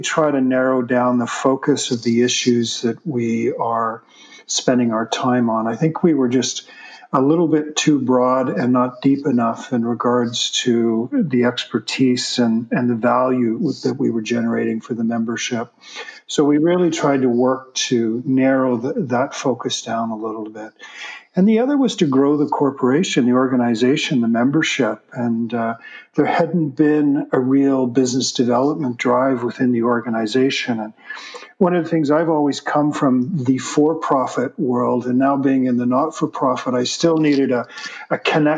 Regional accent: Toronto, Ontario, Canada; moved away; also born or lived in Vancouver, Canada; I moved here from Vancouver. I'm originally a Torontonian, but spent the last 35 years of my life in Vancouver

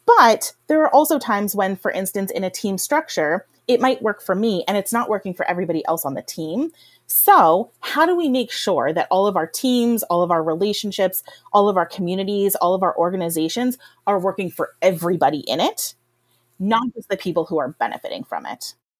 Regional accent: Rust Belt, United States; I grew up in poverty in the Rust Belt

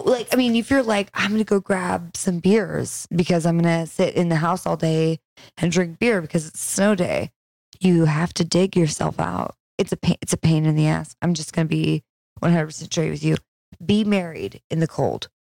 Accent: Pine Valley, California, United States; moved away; Actually, the town I am from is called Pine Valley. And there are about 1,000 people there.

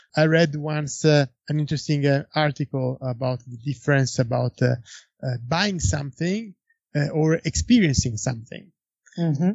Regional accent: Florence, Tuscany, Italy; Antinori, it's in Florence. It's my hometown

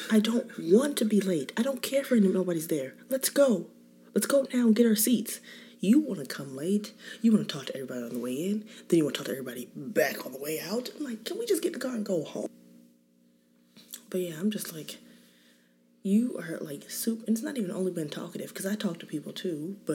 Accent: California, United States; I'm married. I have seven kids. Um, I'm from California. My parents still live there.

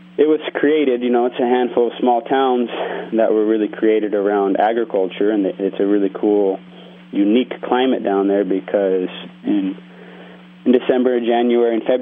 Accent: Brawley, California, United States; moved away as an adult; also born or lived in Santa Barbara, California; I grew up out in the Imperial Valley in a town called Brawley. It's in the desert in southeastern California

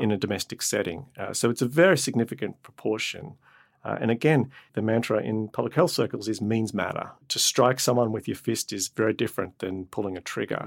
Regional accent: Australia; moved away; I grew up in Australia and my extended family lived on a farm

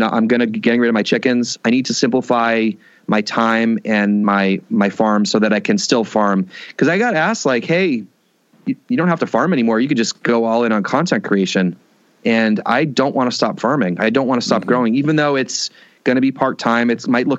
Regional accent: Boston, Massachusetts, United States; moved away; I grew up in Boston, very urban, like literally streetcar in front of my house

